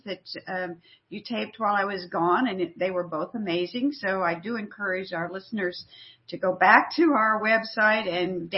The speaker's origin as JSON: {"language": "English", "town": "Corpus Christi", "region": "Texas", "country": "United States", "tie": "born or raised there", "said": "I grew up in Corpus Christi"}